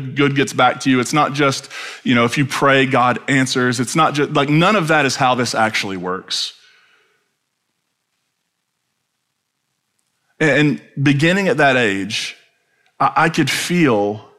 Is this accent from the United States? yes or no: yes; Eastern Kentucky, United States; when I grew up then in Eastern Kentucky